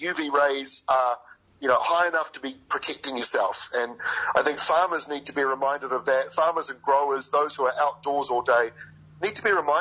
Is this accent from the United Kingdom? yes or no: no; Bay of Plenty and Waikato, New Zealand; also born or lived in King Country / Wellington; now in Auckland, New Zealand; I'm a North Island boy. I grew up in Bay of Plenty and Waikato and live in Auckland